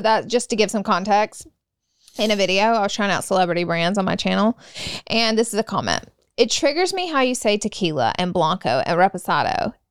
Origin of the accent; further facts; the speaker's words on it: the South, United States; I'm from the South